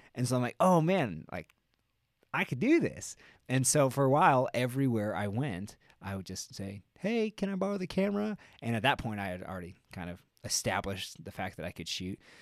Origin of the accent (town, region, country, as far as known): Albuquerque, New Mexico, United States